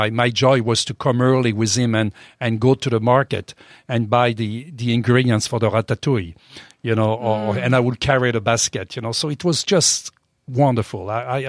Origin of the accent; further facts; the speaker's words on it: France; accent: French; English is a second language; Oh, well, I was raised in France, obviously by the accent. I was raised on a farm